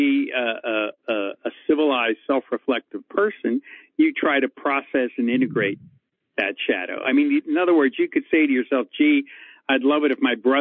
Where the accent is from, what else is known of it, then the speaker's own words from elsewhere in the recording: Pittsburgh, Pennsylvania, United States; moved away as an adult; also born or lived in Hollywood; now in Los Angeles, United States; I was born and raised in Pittsburgh, went to Pitt, and came out here to Hollywood